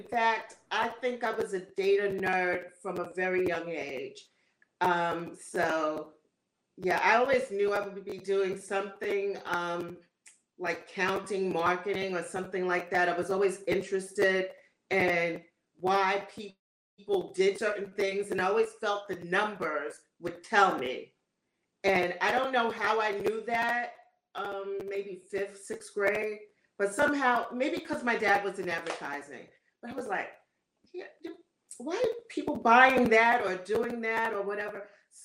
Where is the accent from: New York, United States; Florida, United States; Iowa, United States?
New York, United States; I am from New York, where the land of where people don't have accents